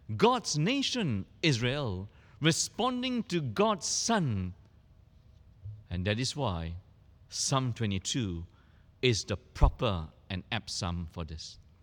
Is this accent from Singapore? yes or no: yes; Singapore